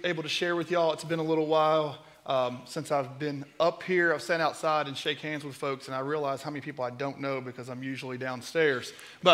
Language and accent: English; Kentucky, United States; moved away; my hometown